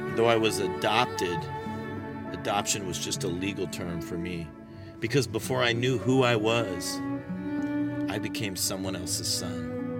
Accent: Tucson, Arizona, United States; also born or lived in Phoenix, Arizona; For the first eighteen years of my life, that's what I would call Tucson. It was my home.

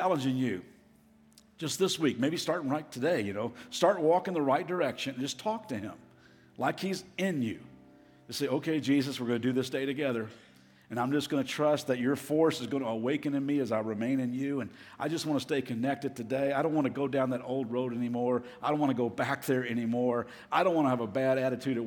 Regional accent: Kentucky, United States; moved away as an adult; also born or lived in Las Vegas; I'm from Kentucky. I'm a Kentuckian

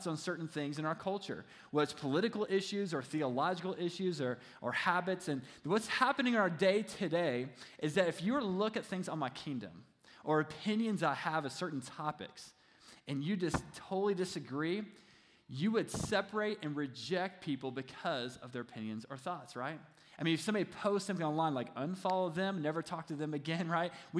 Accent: Kentucky, United States; He was actually my senior pastor when I was growing up in Kentucky just a few years ago

